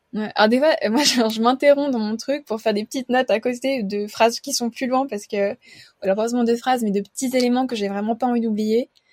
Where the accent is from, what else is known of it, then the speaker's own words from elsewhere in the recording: Geneva, Switzerland; je suis suisse et j'habite à Genève. je suis née ici, je fais mes études ici